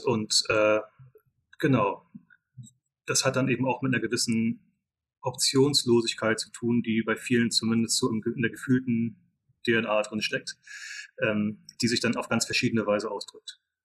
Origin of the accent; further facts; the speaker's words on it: Mecklenburg-Vorpommern, Germany; moved away as an adult; also born or lived in England / United States; wir kommen alle drei aus Mecklenburg-Vorpommern, sind dann, ähm, wie sehr viele von, von den Leuten, die ich so kenne, zumindest nach der Schule ähm, in die weite Welt äh, ausgewandert